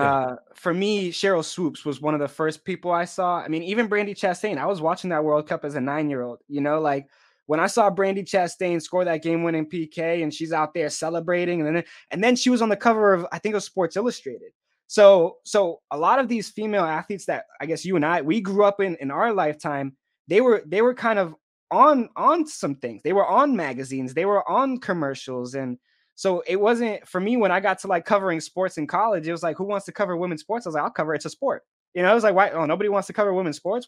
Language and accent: English; Boston, Massachusetts, United States; moved away as an adult; I'm a kid who, you know, grew up in the inner city